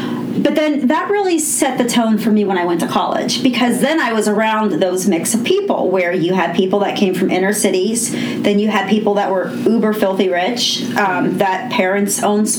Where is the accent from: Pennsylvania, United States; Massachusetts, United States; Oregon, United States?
Pennsylvania, United States; Pittsburgh; I grew up in Knoxville, which is just a little bit of outside of Mount Oliver.